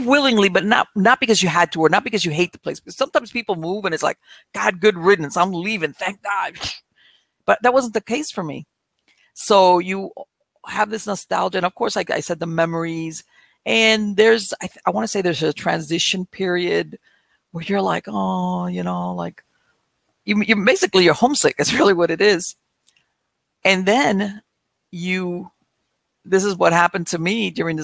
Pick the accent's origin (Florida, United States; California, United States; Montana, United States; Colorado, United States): Florida, United States; Miami; moved away as an adult; now in North Florida, United States; I was born and raised in Miami.